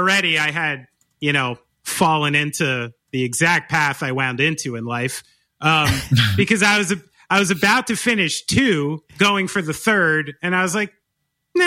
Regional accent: Somerville, New Jersey, United States; I grew up in Somerville, New Jersey

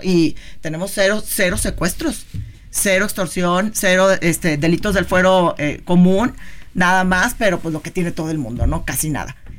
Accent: Tampico, Tamaulipas, Mexico; Yo nací en Tampico, mis papás son de Tampico, mis abuelos son de Tampico

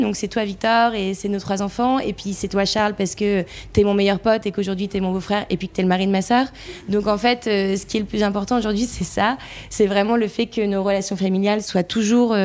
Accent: the North, north of France, France; on vient du Nord

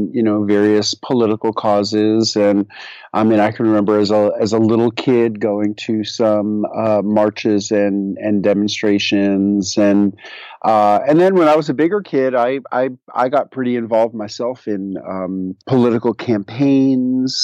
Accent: New York City, New York, United States; moved away as an adult; also born or lived in Middle Tennessee; now in Tennessee, United States; I migrated down here 25 years ago from New York City, where I grew up.

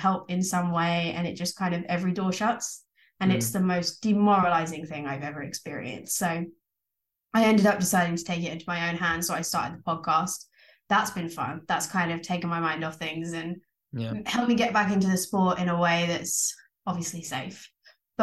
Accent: Essex, East of England, United Kingdom; I grew up in Essex.

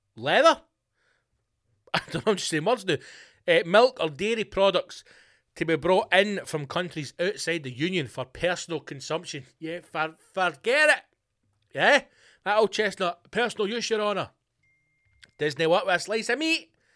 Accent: Scotland, United Kingdom; I'm Scottish

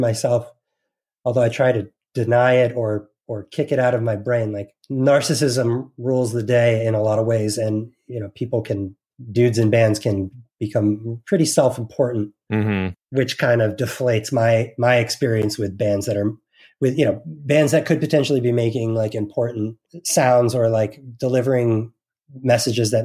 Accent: New Jersey, United States; growing up in New Jersey, we were sort of in the epicenter

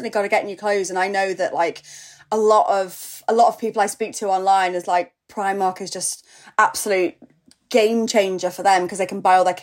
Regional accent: North West England, United Kingdom; accent: Scouse; my mum, you know, we grew up near Liverpool. My mum's a Scouser. My mum and dad, and when I'm with them, like I'm, I sound Scouse

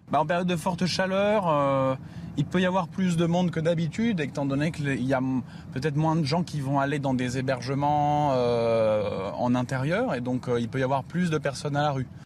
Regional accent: Toulouse, Occitania, France; surtout pour fuir la chaleur de Toulouse parce qu'on est de Toulouse et du coup euh, ici il fait beaucoup plus frais avec le vent.

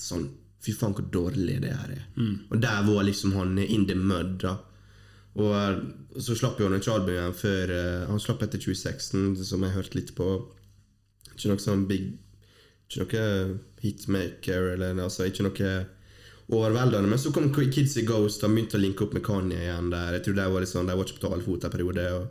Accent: Fosnavåg, Møre og Romsdal, Norway; moved away; Det er ikke så ofte jeg er hjemme i Vågen

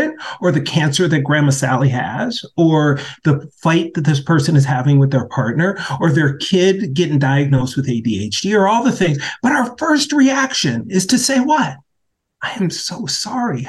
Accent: Minneapolis, Minnesota, United States; the uprisings in my hometown

